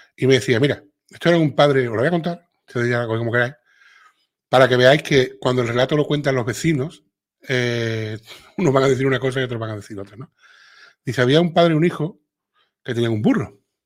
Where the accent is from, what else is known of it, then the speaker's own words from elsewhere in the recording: Andalusia, Spain; accent: Andalusian; a los andaluces no se nos entiende